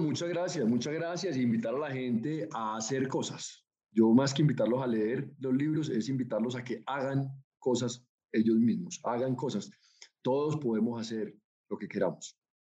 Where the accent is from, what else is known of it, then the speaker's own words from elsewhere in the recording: Colombia; a nosotros como colombianos